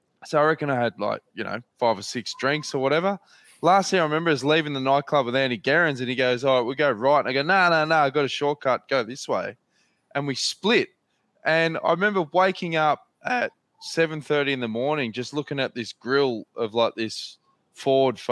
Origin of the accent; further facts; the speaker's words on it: Australia; we're Australian.